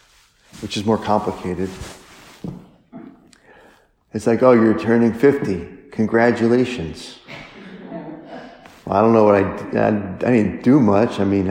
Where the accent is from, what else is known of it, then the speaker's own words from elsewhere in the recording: French Lick, Indiana, United States; this is awesome that Larry Bird is from French Lick, and I'm from French Lick, and people are proud